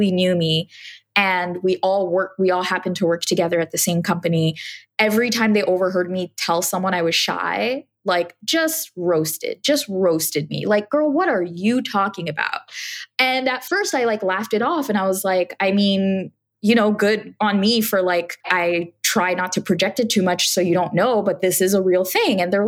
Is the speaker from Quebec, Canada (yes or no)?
yes; Montreal, Quebec, Canada; moved away as an adult; now in Toronto, Canada; I was born and raised in Montreal, Canada, and I had just moved here to Toronto about 5 years prior to that time.